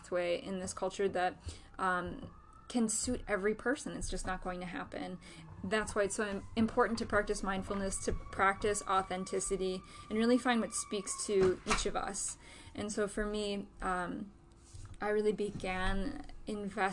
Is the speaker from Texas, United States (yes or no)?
no; Western New York, United States; I grew up in Western New York, and I grew up in this culture